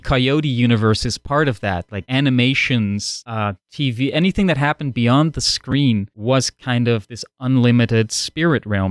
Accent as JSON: {"language": "English", "country": "Netherlands", "tie": "born or raised there", "first_language": "Dutch", "second_language": "English", "moved": "yes", "said": "growing up in the Netherlands, Dutch is my first language"}